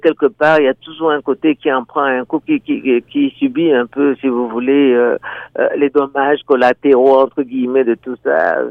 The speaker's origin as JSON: {"language": "French", "country": "DR Congo", "moved": "as an adult", "lives_now": "Niagara, Canada", "said": "je viens de la République démocratique du Congo, au cœur de l'Afrique"}